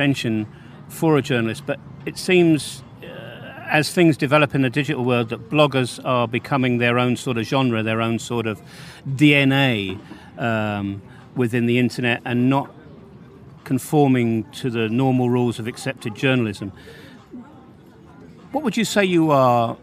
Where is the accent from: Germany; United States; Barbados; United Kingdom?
United Kingdom; England; moved away as an adult; now in Banja Luka, Bosnia and Herzegovina; being an Englishman in the Balkans